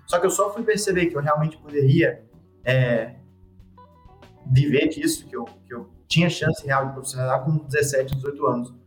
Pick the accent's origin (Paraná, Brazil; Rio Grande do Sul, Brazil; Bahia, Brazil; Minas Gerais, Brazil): Minas Gerais, Brazil; Belo Horizonte; eu sou de Belo Horizonte, é, minha família toda é de lá